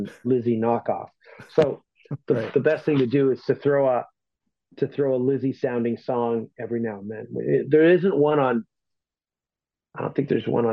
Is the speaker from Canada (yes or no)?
yes; Toronto, Ontario, Canada; I'm from Toronto